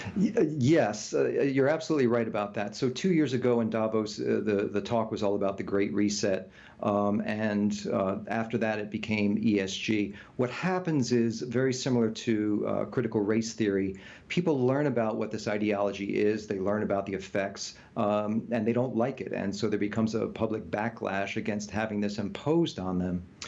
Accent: United States; we were raised in the United States

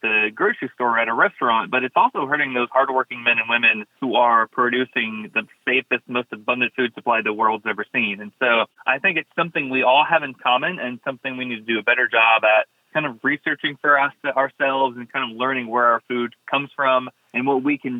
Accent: Blountstown, Florida, United States; also born or lived in Daytona Beach, Florida; I grew up in Bluntstown, Florida, little 3-stoplight town in Northwest Florida

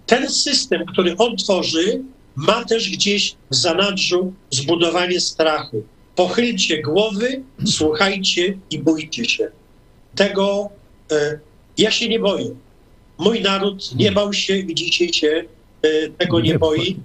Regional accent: Toruń, Kuyavian-Pomeranian Voivodeship, Poland; urodziłem się w Toruniu też. To moje, to moje rodzinne miasto, na Mickiewicza

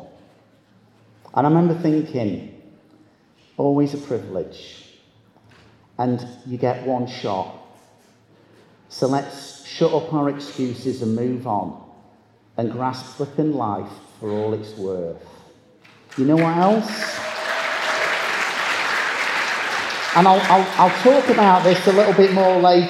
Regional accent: Manchester, North West England, United Kingdom; I'm from Manchester

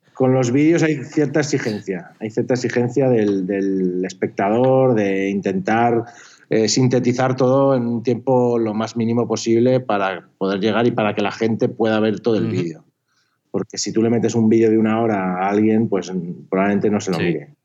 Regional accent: Pamplona, Navarre, Spain; now in Barcelona, Spain; Yo soy de Pamplona originariamente.

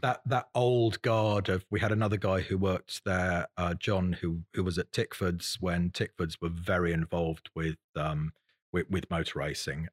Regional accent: Salisbury, South West England, United Kingdom; also born or lived in Newbury / Bruton, Somerset / Ross-on-Wye; I was born in Salisbury in Wiltshire

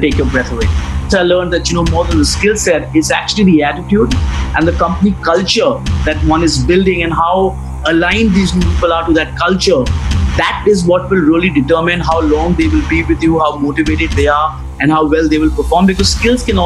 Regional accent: New Delhi, Delhi, India; I'm from New Delhi, which is the capital of India

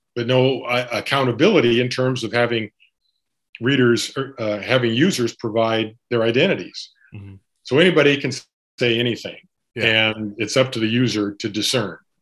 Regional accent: Montana, United States; also born or lived in Tacoma, Washington; now in Seattle, United States; I'm a um, pretty much a local. I was born in Montana, but I went to school in Tacoma.

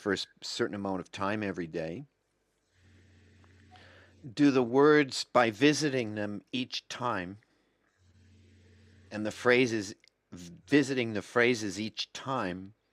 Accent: United States; I'm an American

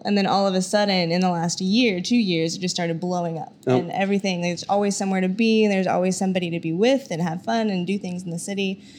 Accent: Oklahoma, United States

